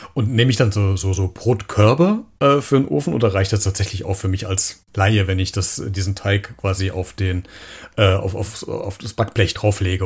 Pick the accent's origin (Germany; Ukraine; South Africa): Germany; wir Deutsche